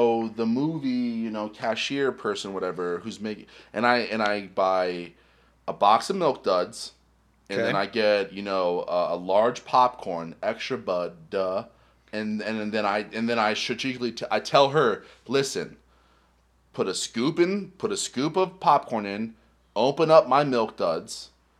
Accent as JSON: {"language": "English", "country": "United States", "said": "I'm American."}